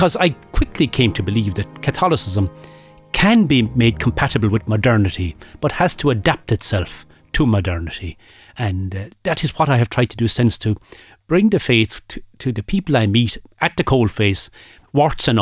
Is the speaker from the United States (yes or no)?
no; Aherlow, Munster, Ireland; I grew up in Aherlow